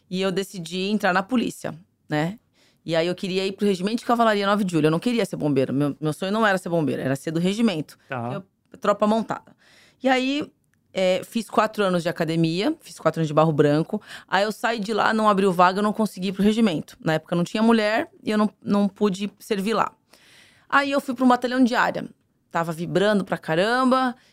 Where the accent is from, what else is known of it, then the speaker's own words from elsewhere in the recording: São Paulo, Brazil; Eu sou de São Paulo.